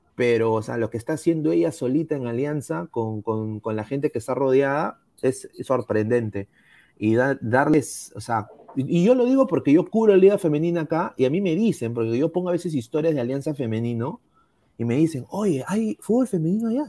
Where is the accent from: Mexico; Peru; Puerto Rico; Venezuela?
Peru; yo soy peruano